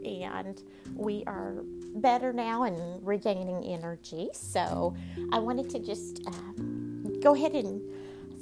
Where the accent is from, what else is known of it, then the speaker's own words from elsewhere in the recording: Texas, United States; If you can't tell by the accent, I am born and raised in Texas.